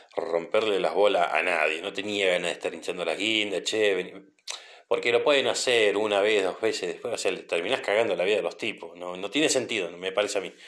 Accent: Trelew, Chubut, Argentina; Yo soy de Trelew, de la provincia del Chubut

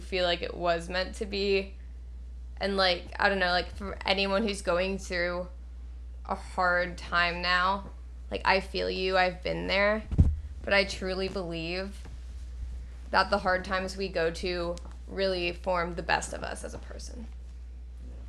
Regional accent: Westchester, New York, United States; moved away; also born or lived in Alabama; I was born in Westchester, New York, about 30 minutes from the city, and I lived there, like, my entire life, and one day I'm told that I'm moving to Alabama

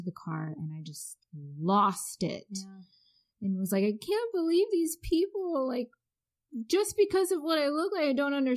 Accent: Ann Arbor, Michigan, United States; now in Maryland, United States; I grew up in Ann Arbor, but it wasn't very diverse

